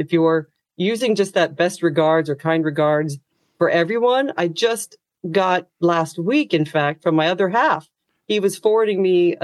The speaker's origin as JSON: {"language": "English", "country": "United States", "moved": "as an adult", "lives_now": "Ireland", "said": "as an American"}